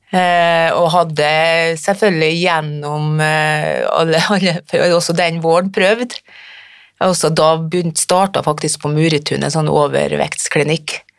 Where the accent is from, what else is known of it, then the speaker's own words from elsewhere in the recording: Frøya, Trøndelag, Norway; Jeg kommer fra Frøya i Trøndelag